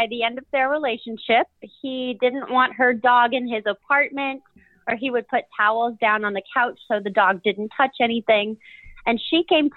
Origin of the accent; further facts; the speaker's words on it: Boston, Massachusetts, United States; now in New Orleans, United States; I grew up in Boston, Massachusetts with my sister